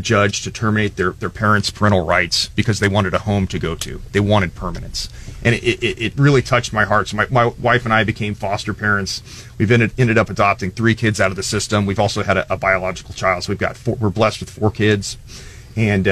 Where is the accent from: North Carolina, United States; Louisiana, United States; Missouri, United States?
Missouri, United States; I grew up here in Mid-Missouri and attended school here in Mid-Missouri